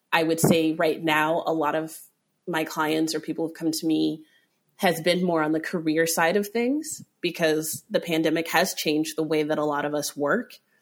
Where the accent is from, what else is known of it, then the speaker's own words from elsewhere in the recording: Aurora, Colorado, United States; I grew up in Aurora, Colorado.